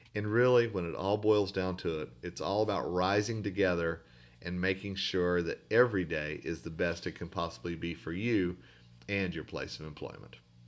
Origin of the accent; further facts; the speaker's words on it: Tulsa, Oklahoma, United States; where I grew up in Tulsa, Oklahoma